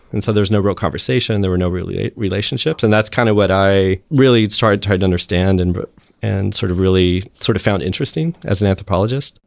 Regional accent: Texas, United States; I'm from Texas

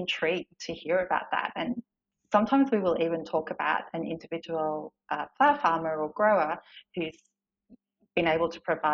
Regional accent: Melbourne, Victoria, Australia; moved away as an adult; now in Maldon, Australia; I was originally from Melbourne

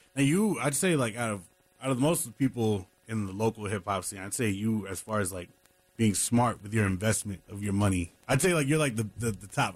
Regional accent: New York City, New York, United States; now in North Carolina, United States; New York City, my hometown

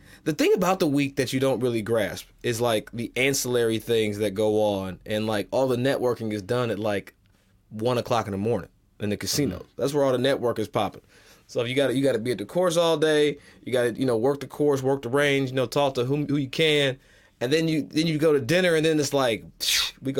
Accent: Kentucky, United States

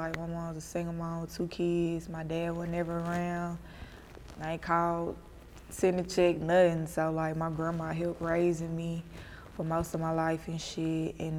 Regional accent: Memphis, Tennessee, United States; I'm from the East.

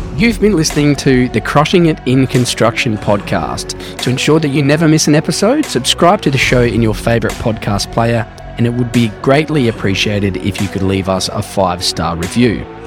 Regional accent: Wallaroo, South Australia, Australia; they don't have many ice rinks in, in Wallaroo in South Australia

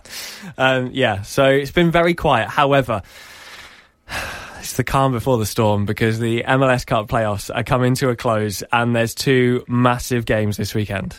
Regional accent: Norwich, East of England, United Kingdom; my hometown of, uh, of Norwich

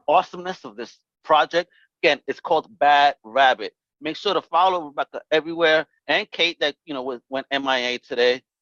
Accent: New York City, New York, United States; from Brooklyn

